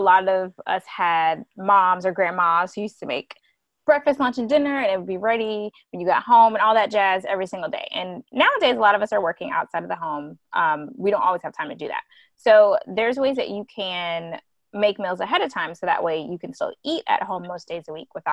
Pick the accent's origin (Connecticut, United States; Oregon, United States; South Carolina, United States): South Carolina, United States; now in Georgia, United States; I'm from South Carolina. I'm in Georgia right now